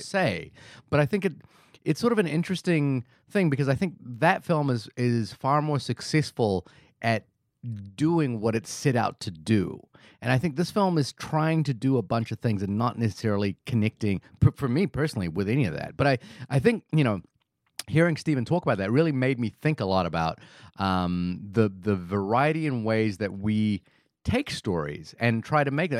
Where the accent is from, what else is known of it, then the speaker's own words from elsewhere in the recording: New Zealand; as a New Zealander